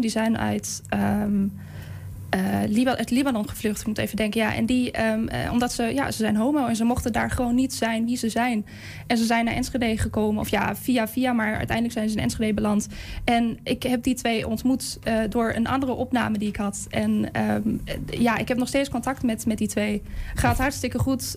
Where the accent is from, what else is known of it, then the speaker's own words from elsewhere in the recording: Germany; first language German; Dutch is a second language; moved away as an adult; now in Netherlands; mijn moedertaal is dus Duits